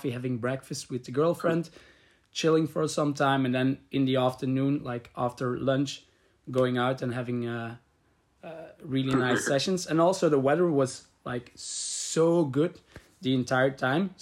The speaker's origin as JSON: {"language": "English", "town": "Leuven", "region": "Flanders", "country": "Belgium", "said": "I'm from Leuven."}